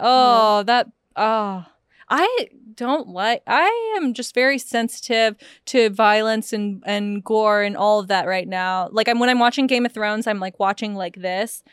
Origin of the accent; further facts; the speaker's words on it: United States; I'm American